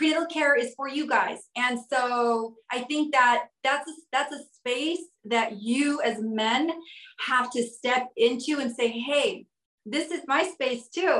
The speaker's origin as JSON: {"language": "English", "region": "Southwest", "country": "United States", "moved": "yes", "lives_now": "New York City, United States", "said": "I'm originally from the Southwest"}